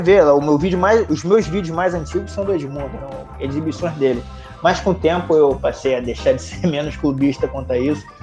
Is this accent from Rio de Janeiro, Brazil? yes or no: yes; Rio de Janeiro, Brazil; moved away as an adult; now in Canada; Eu sou do Rio, sou carioca, nascido e criado em Bangu, torcedor do Vasco